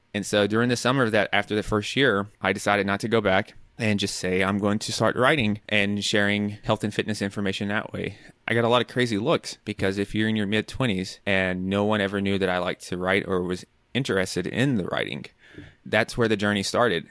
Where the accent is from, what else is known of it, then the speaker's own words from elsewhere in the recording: Nashville, Tennessee, United States; moved away as an adult; also born or lived in New York; I'm from Nashville, Tennessee, and so New York is quite different from Nashville.